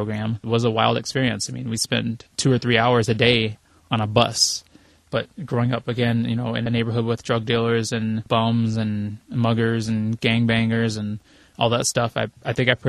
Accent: St. Louis, Missouri, United States; also born or lived in Houston, Texas; now in Wisconsin, United States; I was born in St. Louis in 1978 during a thunderstorm at 4:05 in the morning

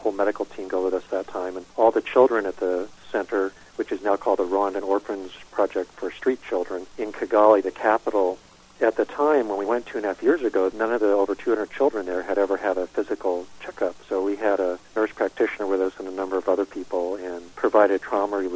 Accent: Northern California, United States; I grew up in Northern California, small lumber community at the time

